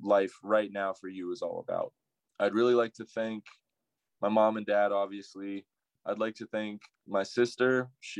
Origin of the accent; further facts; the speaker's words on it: Albuquerque, New Mexico, United States; I'm from Albuquerque, New Mexico. I was raised in the North Valley